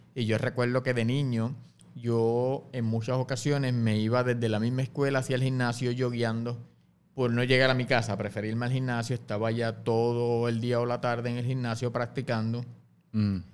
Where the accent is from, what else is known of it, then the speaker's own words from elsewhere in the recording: Guaynabo, Puerto Rico; yo soy natural del barrio Camarones en Guainabo